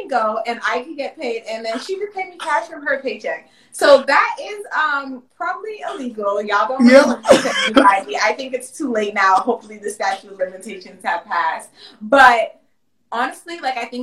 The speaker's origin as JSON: {"language": "English", "country": "Jamaica", "said": "I'm Jamaican"}